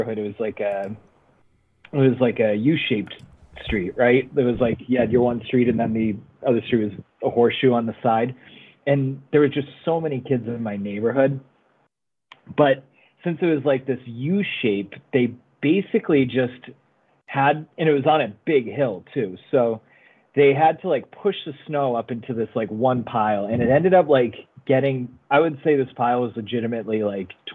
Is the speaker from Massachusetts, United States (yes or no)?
yes; Massachusetts, United States; growing up in Mass, Stephanie